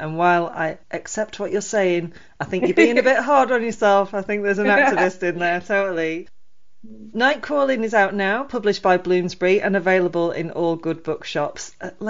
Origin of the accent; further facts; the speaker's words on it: United Kingdom; I'm British.